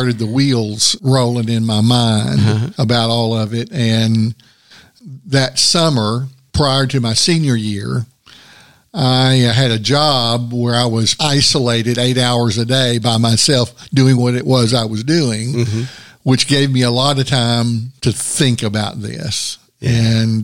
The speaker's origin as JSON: {"language": "English", "town": "Chattanooga", "region": "Tennessee", "country": "United States", "tie": "born or raised there", "said": "I was born in Chattanooga, Tennessee, as an only child"}